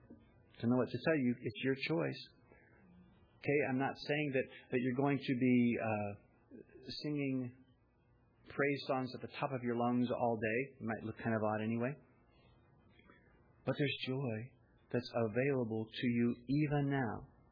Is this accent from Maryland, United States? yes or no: no; Missouri, United States; I'm from Missouri, right? The show me state